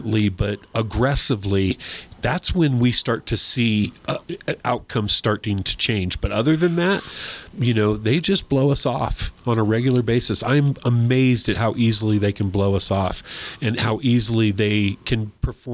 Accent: New Mexico, United States; I was born and raised in New Mexico

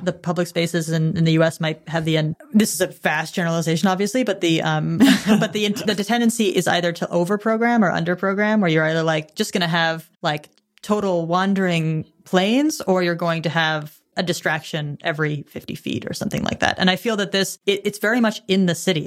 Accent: United States; I'm an American tourist

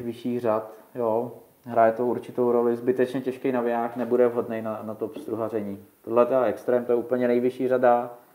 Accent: South Bohemian Region, Czechia; u nás v Jižních Čechách

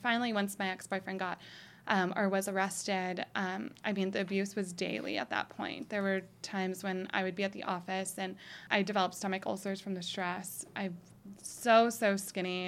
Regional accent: Boulder City, Nevada, United States; growing up in Boulder City.

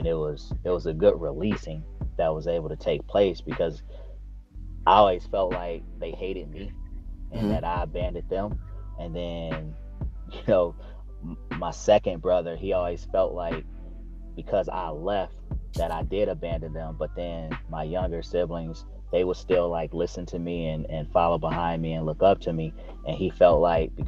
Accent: Lansing, Michigan, United States; also born or lived in Detroit, Michigan; I was born in Detroit, and my biological mother moved to Lansing when I was about 7.

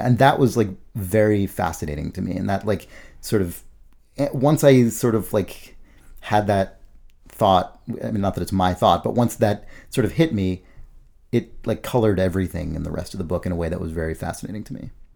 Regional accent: United States; we as Americans

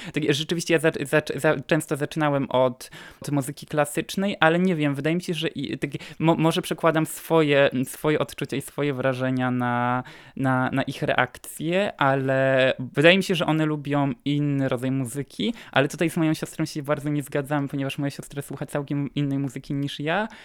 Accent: Piotrówka, Opole Voivodeship, Poland; moved away as an adult; now in Katowice, Poland; mieszkam na co dzień w Katowicach, ale pochodzę z małej wsi w województwie opolskim, wsi Piotrówka

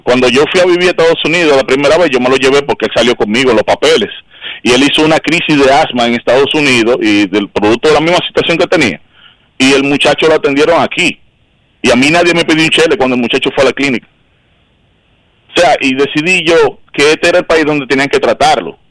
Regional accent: Dominican Republic; moved away as an adult; now in United States; Yo nací en República Dominicana el 20 de octubre de 1980. Yo viví en República Dominicana los primeros 30 años de mi vida

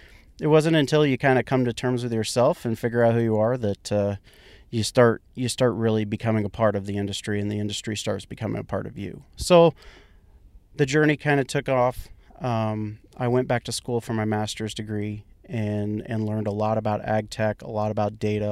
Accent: Kansas, United States; I come from Central Kansas. That's where I grew up. Now, I didn't grow up on a farm. I grew up in town.

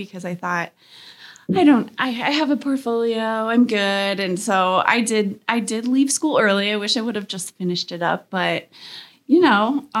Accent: Hastings, Nebraska, United States; Okay. So I am from Hastings in Nebraska.

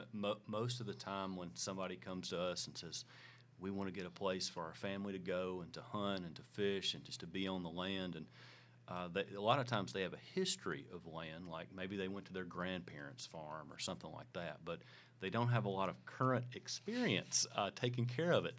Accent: Hickman County, Tennessee, United States; also born or lived in Columbia, Tennessee; we grew up in Hickman County

